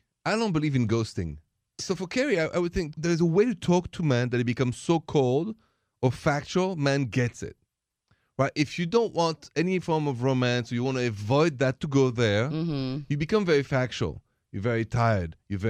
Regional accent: Paris, Île-de-France, France; born there; I was born in Paris.

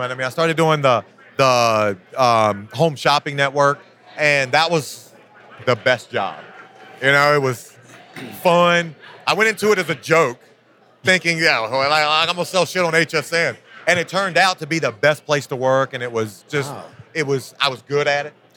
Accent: Virginia, United States; I'm a country boy, man. I grew up in Virginia in a in a small town.

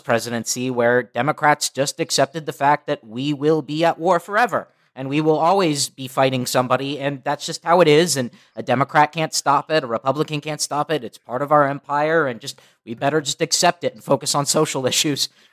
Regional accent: Los Angeles, California, United States; growing up in Los Angeles

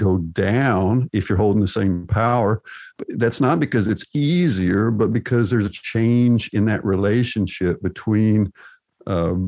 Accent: United States; also born or lived in Arkansas; I'm from Texas and Arkansas

